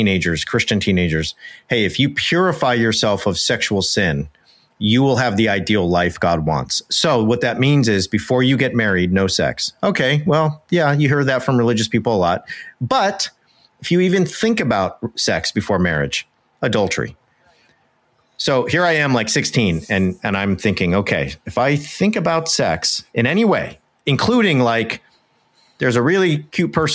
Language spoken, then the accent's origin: English; Southern California, United States; moved away as an adult; also born or lived in Oxford, England; I grew up in Southern California